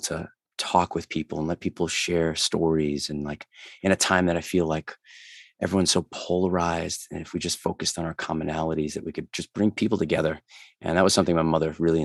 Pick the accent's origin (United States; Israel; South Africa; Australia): United States; Rhode Island; accent: Mass Boston-y; now in Massachusetts, United States; I'm originally from Rhode Island, but currently living in Massachusetts.